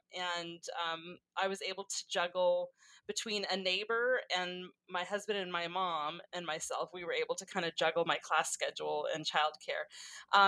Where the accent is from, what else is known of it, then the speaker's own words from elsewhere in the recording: California, United States; also born or lived in Texas / Kentucky; I'm from California